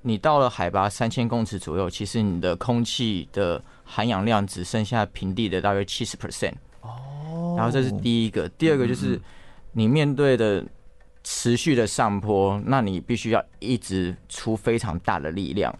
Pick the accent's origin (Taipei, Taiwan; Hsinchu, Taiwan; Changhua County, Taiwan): Taipei, Taiwan; moved away as an adult; now in Taichung, Taiwan; 其实我是台北人。